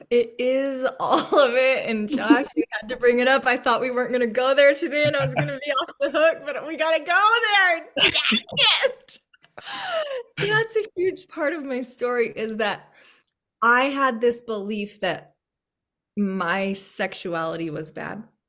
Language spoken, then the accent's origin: English; Yost, Utah, United States; moved away as an adult; also born or lived in Logan; now in Boise, United States; growing up in Yost, Utah, which was about population seven